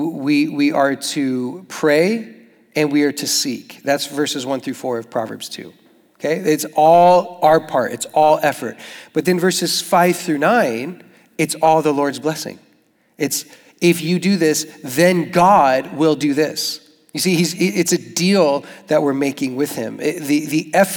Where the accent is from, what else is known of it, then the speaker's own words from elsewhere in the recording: Tucson, Arizona, United States; moved away as an adult; now in Jacksonville, United States; I'm from Tucson and my dad is Mexican